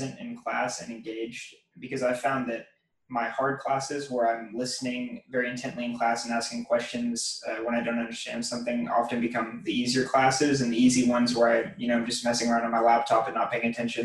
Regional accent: Waco, Texas, United States; I'm actually from Waco, Texas

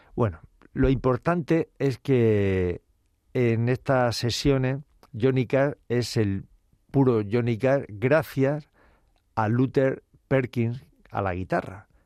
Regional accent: Cartagena, Region of Murcia, Spain; moved away; como decimos por mi tierra, Cartagena, Murcia

